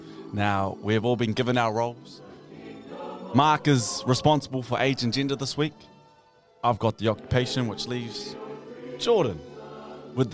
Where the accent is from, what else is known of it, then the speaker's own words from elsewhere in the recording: Porirua, Wellington, New Zealand; I'm from Porirua, just outside of Wellington. Still part of the 04, but 50-24 is what I say I represent.